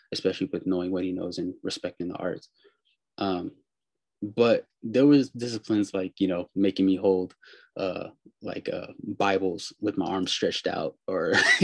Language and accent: English; Pittsburg, California, United States; So I live in California. I'm from Pittsburgh in the Bay Area.